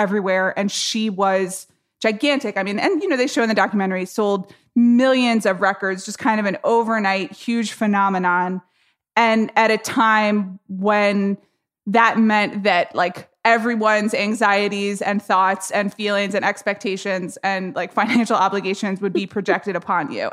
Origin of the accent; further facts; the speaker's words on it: Atlanta, Georgia, United States; I grew up in Atlanta, Georgia